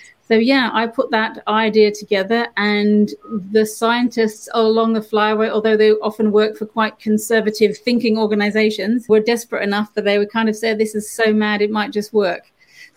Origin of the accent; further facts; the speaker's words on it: Australia; moved away; I grew up in the Australian bush